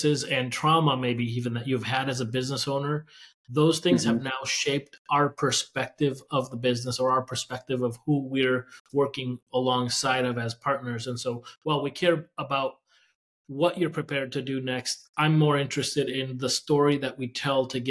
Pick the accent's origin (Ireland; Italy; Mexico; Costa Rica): Mexico; now in United States; my narrative as an immigrant. First generation immigrant, right? I was born in Mexico